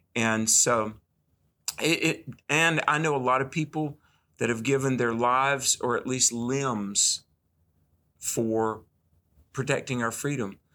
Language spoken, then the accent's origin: English; the South, United States; growing up in the South